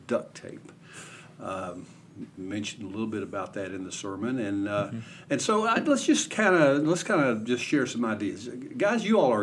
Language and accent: English; Ashland, Kentucky, United States; I grew up in Kentucky. Hometown Ashland